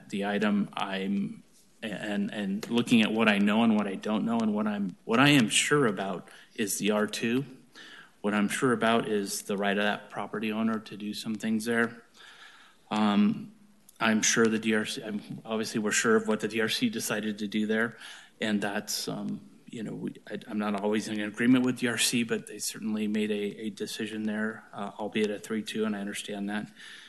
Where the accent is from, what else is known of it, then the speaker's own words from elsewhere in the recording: East Orange, United States; moved away; I'm from East Orange, so I'm not from this area